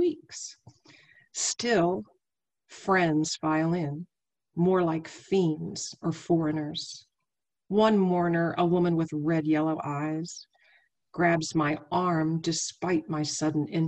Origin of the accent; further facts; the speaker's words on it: Wheeling, West Virginia, United States; also born or lived in Abingdon, Virginia; Wheeling, West Virginia is where I was raised, but I was born down in Virginia, in the Highlands, in Abingdon, Virginia